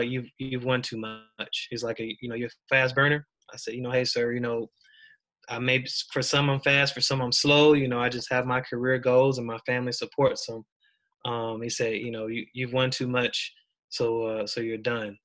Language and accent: English; Deep South, United States; moved away as an adult; I grew up in the Deep South as well